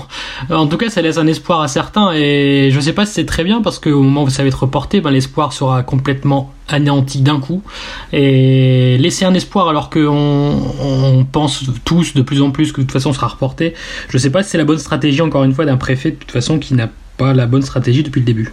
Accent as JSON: {"language": "French", "area": "Nord", "region": "Hauts-de-France", "country": "France", "said": "nous, les nordistes"}